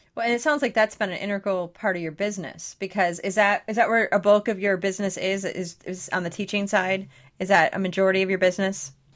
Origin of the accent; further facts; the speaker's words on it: near Detroit, Michigan, United States; I grew up 20 minutes from Detroit, uh, Detroit